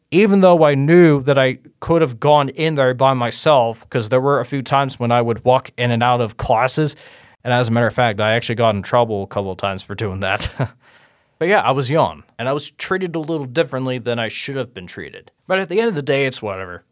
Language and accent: English; Cincinnati, Ohio, United States; I was born and raised in Cincinnati, Ohio